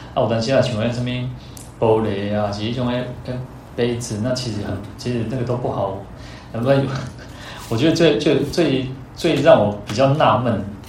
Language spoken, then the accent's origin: Chinese; Taiwan; 我们台湾人